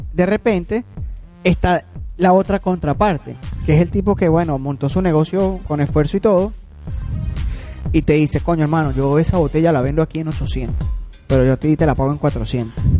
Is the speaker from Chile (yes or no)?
no; Venezuela; lo que nos caracteriza como venezolanos